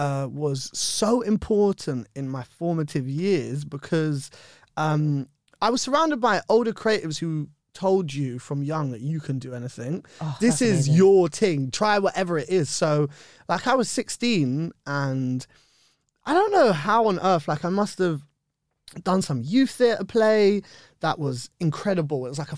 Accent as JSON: {"language": "English", "region": "London", "country": "United Kingdom", "tie": "born or raised there", "said": "Yeah, I'm from Bush. I grew up in Bush. I love Shepherd's Bush."}